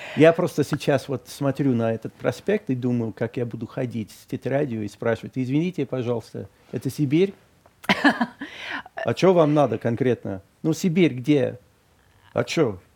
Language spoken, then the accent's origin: Russian; Boston, Massachusetts, United States; Russian is a second language; now in Moscow, Russia; мой родной город Бостон